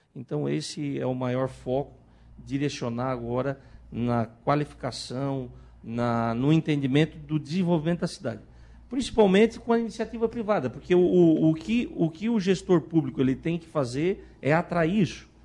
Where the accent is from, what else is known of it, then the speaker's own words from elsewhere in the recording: Balneário Rincão, Santa Catarina, Brazil; Nós que somos nativos, nós que somos aqui do Rincão